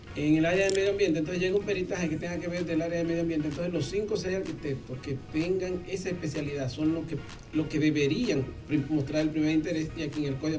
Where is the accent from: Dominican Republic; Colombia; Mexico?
Dominican Republic; San Cristóbal; now in Santo Domingo, Dominican Republic; soy oriundo de San Cristóbal